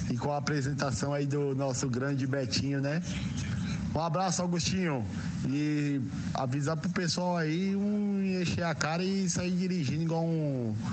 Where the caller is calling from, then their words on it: Arthur Alvim, São Paulo, Brazil; sou aqui de Arthur Alvim.